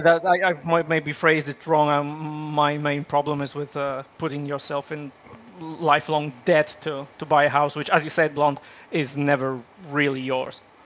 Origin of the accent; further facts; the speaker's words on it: Poland; now in Australia; originally, I'm from Poland. I live in Australia now.